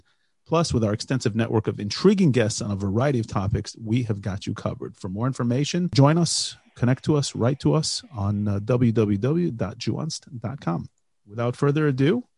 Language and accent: English; United States; born or raised there; now in Israel